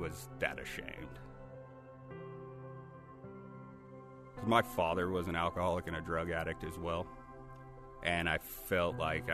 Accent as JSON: {"language": "English", "region": "Wyoming", "country": "United States", "tie": "born or raised there", "said": "Growing up in Wyoming"}